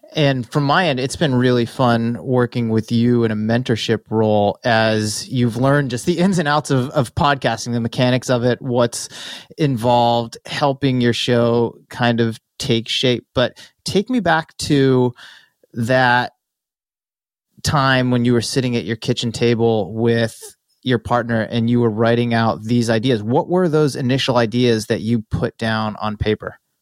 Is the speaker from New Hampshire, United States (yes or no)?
no; Massachusetts, United States; moved away as an adult; now in California, United States; Growing up in Massachusetts, I drove past the New Balance headquarters on the Mass Pike all the time